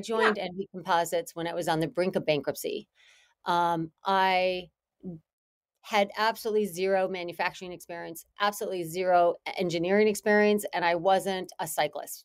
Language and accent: English; Green Bay, Wisconsin, United States; moved away as an adult; also born or lived in Boston; I grew up in Green Bay, Wisconsin.